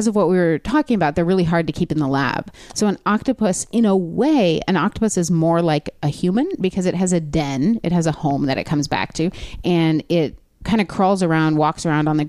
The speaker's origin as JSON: {"language": "English", "town": "Los Angeles", "region": "California", "country": "United States", "tie": "born or raised there", "said": "LA where I lived"}